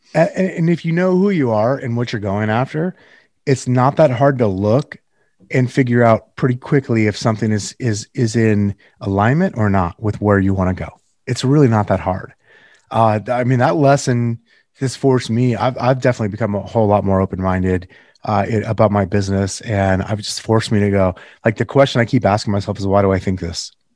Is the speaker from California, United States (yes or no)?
yes; Northern California, United States; moved away; I'm from Northern California originally